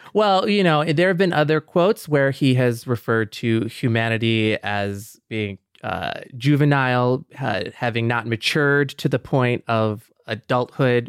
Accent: Michigan, United States; growing up in Michigan, yeah, like, as a young Mexican kid on a very white block at a very white school

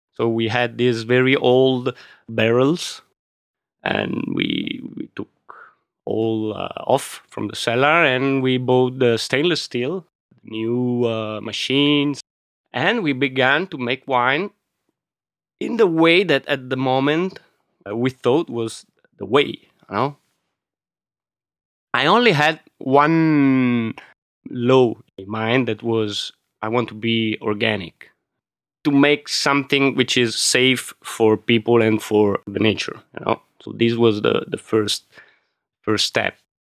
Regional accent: Milan, Lombardy, Italy; English is a second language; But my father was an engineer, so he left the region in the 60s and 70s. And so we grew up in Milano, me and my brother.

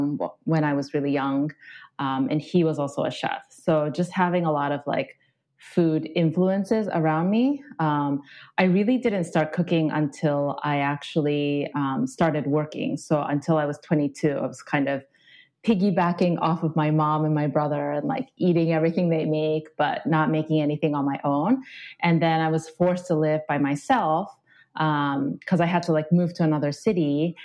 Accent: Japan; now in United States; So I grew up in Japan, and then I moved to the U.S. how many years ago? Probably like 5 years ago, maybe. I know I sound kind of completely American, but it's just because I've had like an international upbringing.

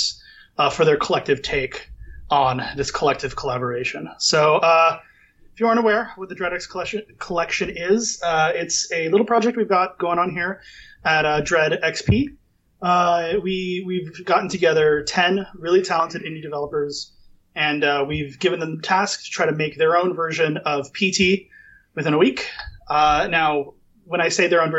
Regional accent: United States; I'm such an American

